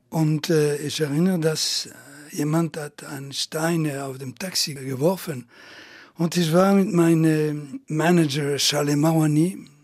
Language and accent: German; Italy; German is a second language; In Italien auch, wo äh, ich bin Italiener geblieben, aber äh, bevor dass ich in Frankreich berühmt war, wollten die Italiener mich nicht hören.